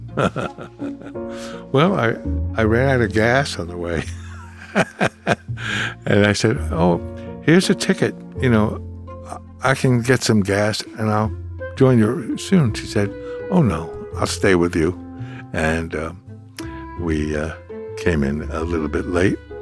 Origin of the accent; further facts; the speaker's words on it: New York City, New York, United States; I grew up in Brooklyn